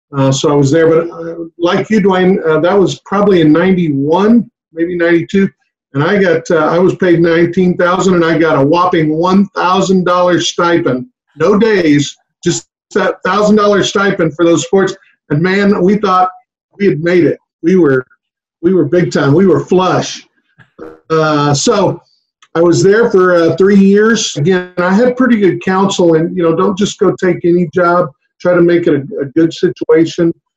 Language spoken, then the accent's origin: English; Harlingen, Texas, United States; I grew up down in the valley, my uh, in Harlingen